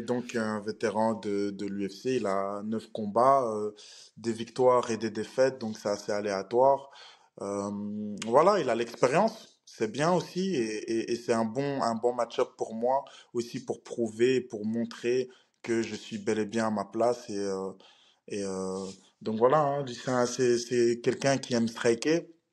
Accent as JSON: {"language": "French", "country": "Belgium", "said": "Je viens de la Belgique."}